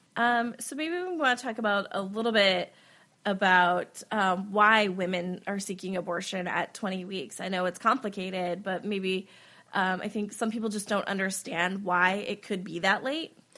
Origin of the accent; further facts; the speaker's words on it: Wisconsin, United States; I'm from Wisconsin